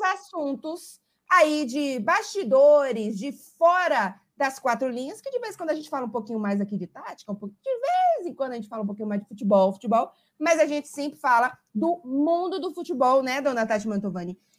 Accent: Salvador, Bahia, Brazil; moved away as an adult; now in Italy; Estou no Brasil, inclusive, em Salvador, na casa dos meus pais, mas completei seis anos de Itália essa semana

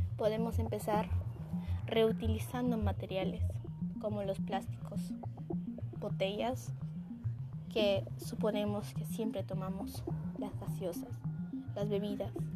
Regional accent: Peru; así somos los peruanos, personas de corazón

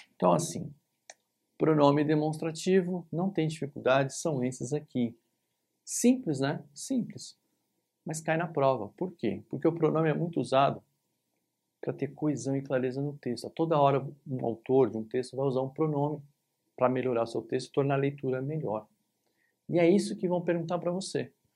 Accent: São Paulo, Brazil; aqui em São Paulo, onde eu tô, onde eu nasci, cresci

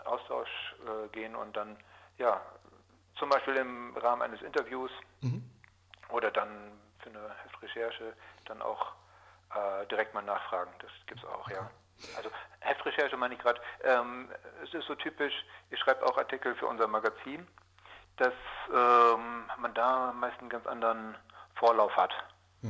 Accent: Georgsmarienhütte, Lower Saxony, Germany; Geboren wurde ich in Georgsmarienhütte

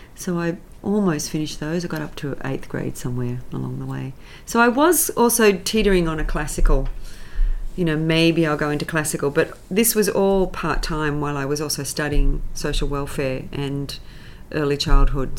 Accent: Sydney, New South Wales, Australia; moved away as an adult; now in United States; I'm a Sydney girl. I grew up in the St George area

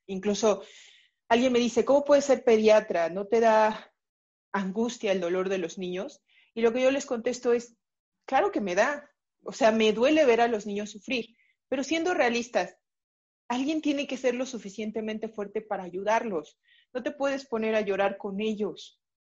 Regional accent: Mexico City, Mexico; Soy originaria de la Ciudad de México. Prácticamente o casi toda mi vida he estado aquí en la Ciudad de México

